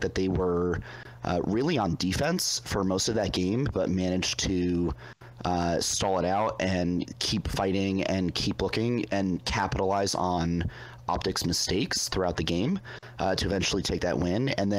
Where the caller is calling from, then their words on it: Reston, Virginia, United States; I'm calling from Reston, Virginia, which is 15 minutes away from that guy who called from Sterling, Virginia.